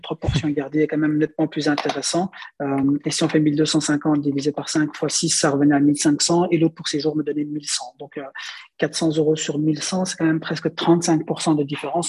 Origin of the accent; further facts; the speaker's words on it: Belgium; chez nous, en Belgique, ceux qui font les meubles, c'est les Belges, bien sûr, parce qu'on est en Belgique